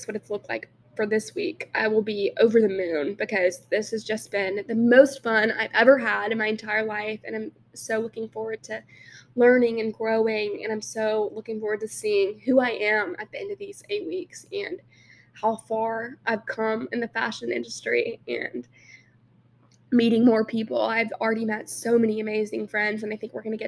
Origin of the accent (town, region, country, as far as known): Alabama, United States; born or raised there; moved away as an adult; now in New York, United States